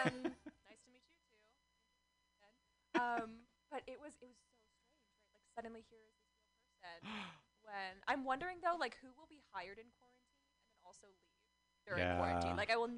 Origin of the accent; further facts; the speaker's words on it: Michigan, United States; Young … started in Michigan.